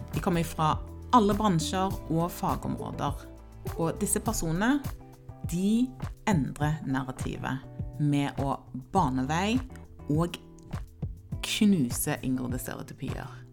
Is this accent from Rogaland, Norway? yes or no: yes; Stavanger, Rogaland, Norway; also born or lived in Ghana; jeg er født i Ghana og kom til Norge da jeg var ti år gammel og vokste opp i Stavanger